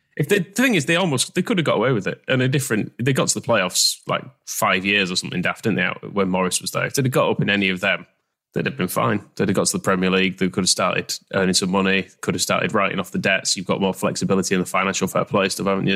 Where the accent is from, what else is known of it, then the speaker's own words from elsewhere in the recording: Wakefield, Yorkshire and the Humber, United Kingdom; I'm from Wakefield